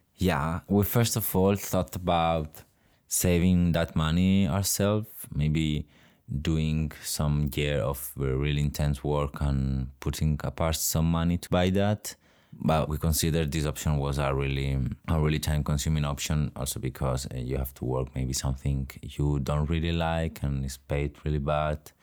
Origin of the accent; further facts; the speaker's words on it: Cocentaina, Valencian Community, Spain; also born or lived in Navarre; I'm from Cocentaina, that it's a little town in the Valencian community, very near Alicante.